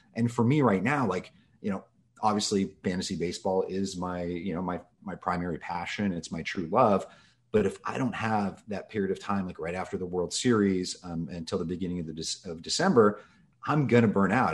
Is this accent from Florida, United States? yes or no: no; Los Angeles, California, United States; I grew up in Los Angeles, um, basically here since I was two months old.